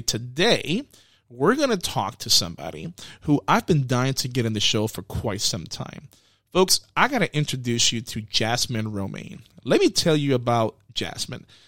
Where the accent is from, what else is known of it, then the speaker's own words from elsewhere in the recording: New York City, New York, United States; I'm from the Bronx